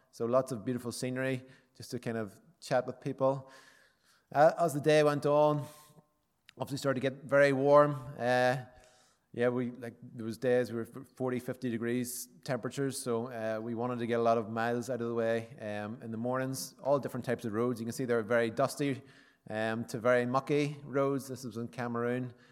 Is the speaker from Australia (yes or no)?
no; County Armagh, Northern Ireland, United Kingdom; I'm from County Armagh